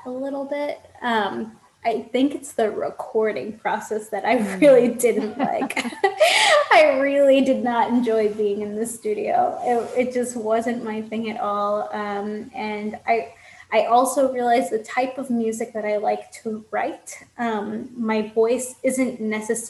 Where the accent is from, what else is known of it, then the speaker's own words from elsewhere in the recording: New York, United States; now in Florida, United States; I grew up in New York and I spent a lot of time in New York